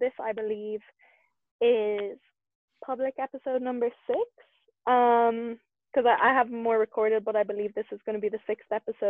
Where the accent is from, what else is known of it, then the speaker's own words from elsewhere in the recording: Ireland; as an Irish woman who has an Irish-based podcast